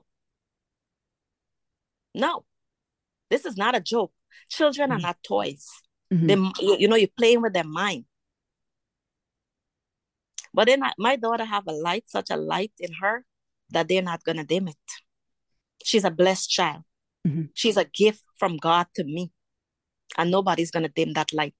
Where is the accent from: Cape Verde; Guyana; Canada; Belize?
Guyana; moved away; growing up in Guyana